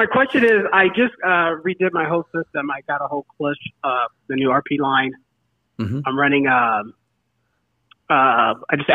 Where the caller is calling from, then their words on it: Arizona, United States; calling from Arizona